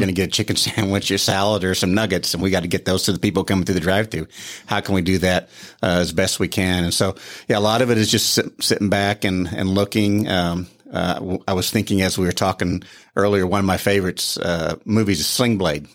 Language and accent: English; Joplin, Missouri, United States; moved away; I'm from Joplin, Missouri, g, raised there, grew up there